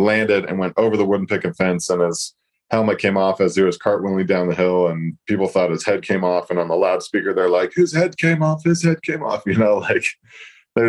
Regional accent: Sundance, Utah, United States; I come from Sundance, and it's a small mountain

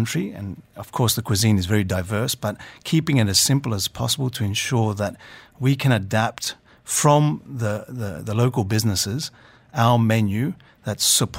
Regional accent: Australia; moved away as an adult; now in Dubai, United Arab Emirates; I was brought up in Australia, but parents were very strict by Greek nature.

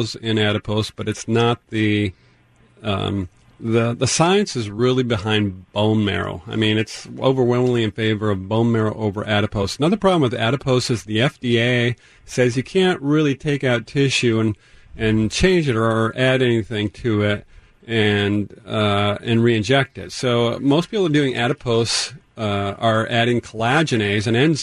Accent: Tacoma, Washington, United States; I grew up on Vassault Street, up not too far from Point Defiance, so good to hear another Tacoma person

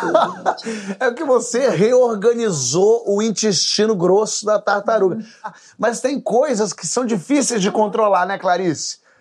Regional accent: Brazil; a gente é brasileiro

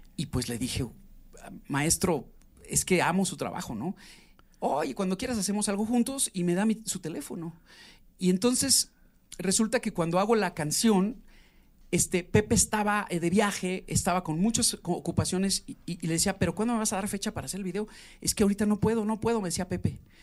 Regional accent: Mexico; also born or lived in Mexico City / Atizapán de Zaragoza, State of Mexico / Mérida; el mexicano, ya sabes que somos así

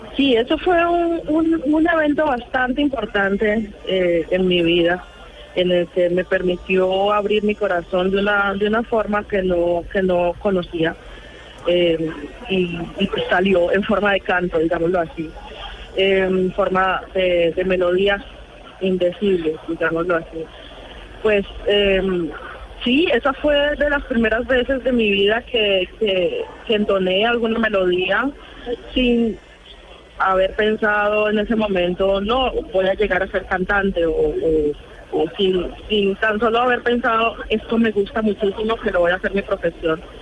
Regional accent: Buenaventura, Valle del Cauca, Colombia; now in Germany; la música de mi pueblo la siento totalmente en el corazón cada que, la escucho estando tan lejos

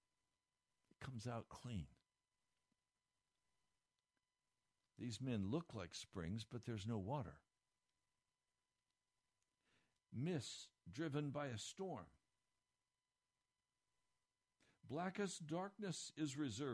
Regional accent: Denver, Colorado, United States; I was born in Denver, Colorado

